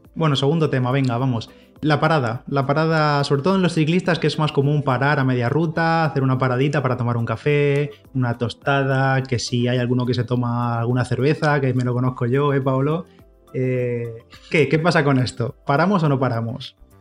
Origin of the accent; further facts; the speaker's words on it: Orihuela, Valencian Community, Spain; la media maratón de Orihuela, que estoy por allí, por mi pueblo